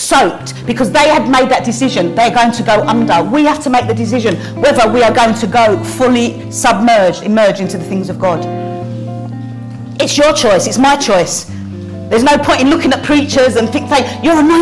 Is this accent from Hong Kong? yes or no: no; London, United Kingdom; accent: Cockney; my accent, oh, it's a bit of a Cockney accent